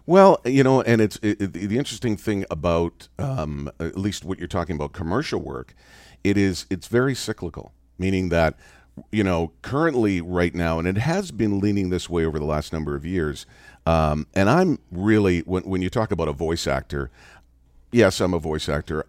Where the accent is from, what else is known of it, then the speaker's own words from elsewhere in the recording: Canada; I grew up in Canada